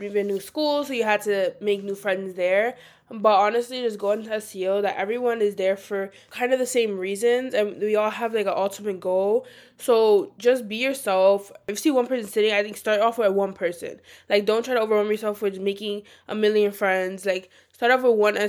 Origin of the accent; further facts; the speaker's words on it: New York City, New York, United States; we're all from New York City